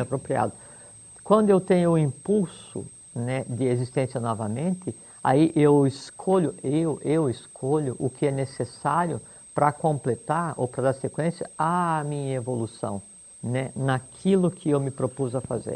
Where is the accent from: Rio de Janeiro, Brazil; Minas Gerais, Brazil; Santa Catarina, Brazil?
Santa Catarina, Brazil; Joaçaba; escolhi nascer lá em Joçaba